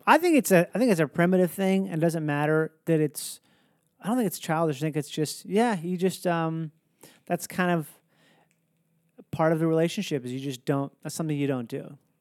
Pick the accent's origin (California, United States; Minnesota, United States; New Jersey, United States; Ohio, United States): Minnesota, United States; moved away; I grew up in Minnesota